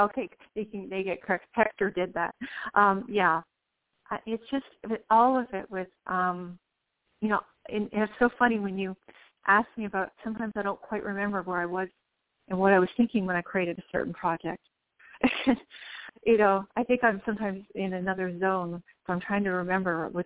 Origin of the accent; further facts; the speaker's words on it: Guelph, Ontario, Canada; moved away as an adult; also born or lived in New Orleans, United States; now in Chattanooga, United States; Born and raised in Ontario, Canada, Guelph, actually, and met my husband, moved down to New Orleans area